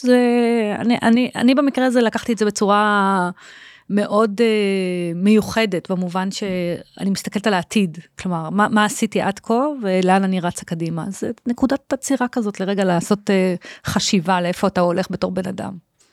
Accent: Holon, Tel Aviv District, Israel; הילדות בחולון

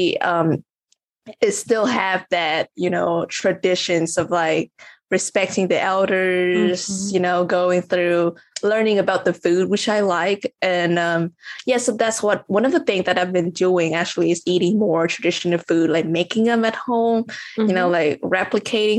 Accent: Vietnam; moved away; also born or lived in United States; Like I grew up in Vietnam and then I went to the US, right?

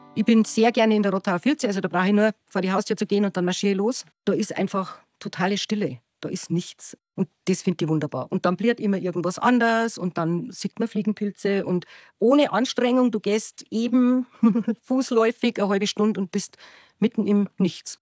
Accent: Unterwössen, Bavaria, Germany; now in Grassau, Germany; Ich bin hier in Unterbössen aufgewachsen und wohne seit ungefähr neunundzwanzig Jahren in Grassau

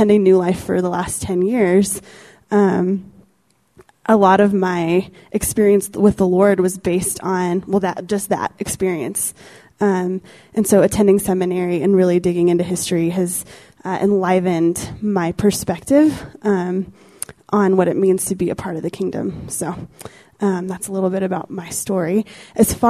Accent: Steamboat Springs, Colorado, United States; I grew up in Steamboat, a little ski town up in the northwestern corner of Colorado

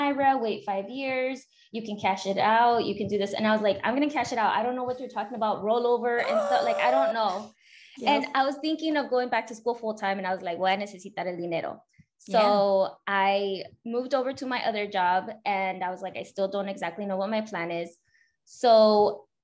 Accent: California, United States; born and raised in California

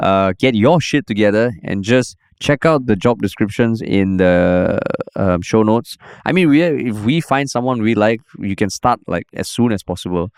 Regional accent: Singapore; you meet another Singaporean or you hear a Singaporean accent abroad

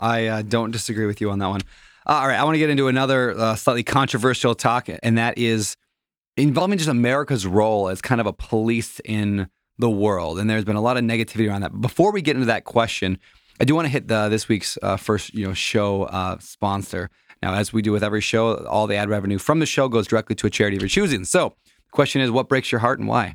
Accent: United States; as an American

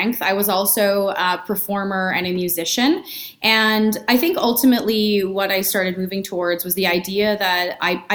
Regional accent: Edmonton, Alberta, Canada; now in Calgary, Canada; I was born and raised in Edmonton

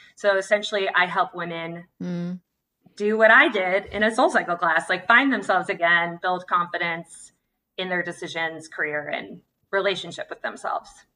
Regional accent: Santa Cruz, California, United States; moved away; also born or lived in San Francisco / New York; I'm from Santa Cruz, California. and then moved to San Francisco, New York and back

